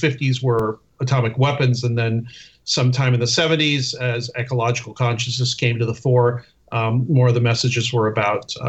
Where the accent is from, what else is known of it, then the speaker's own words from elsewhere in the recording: Southern California, United States; I'm from Southern California